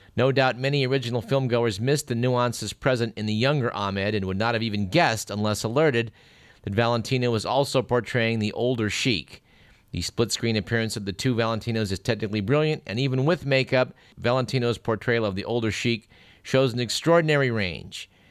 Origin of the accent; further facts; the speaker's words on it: Fremont, California, United States; moved away; my hometown of Fremont